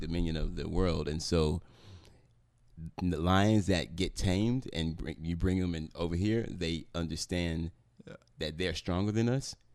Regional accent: Memphis, Tennessee, United States; I grew up in South Memphis

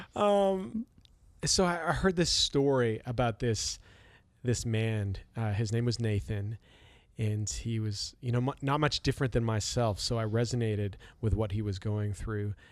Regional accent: Canada; I'm from Canada

